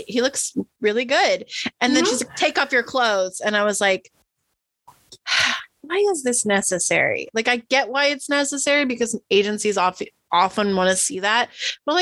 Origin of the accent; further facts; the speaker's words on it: Midwest, United States; I'm from the Midwest